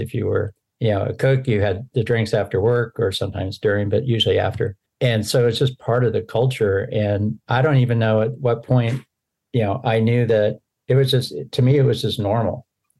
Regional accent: Seattle, Washington, United States; So I live out on the Oregon coast. I'm actually from Seattle, but I've lived all over the country on both East and West Coast.

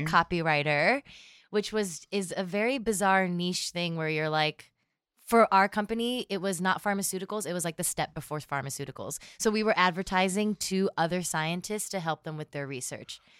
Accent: Erie, Pennsylvania, United States; also born or lived in Philadelphia, Pennsylvania; I, um, grew up outside of Philadelphia and then moved to Erie, Pennsylvania.

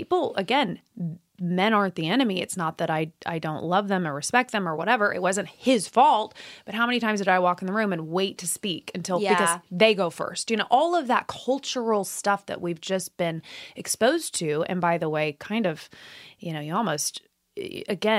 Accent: Midwest, United States; moved away as an adult; also born or lived in Indiana; I was from the Midwest. I lived in Indiana.

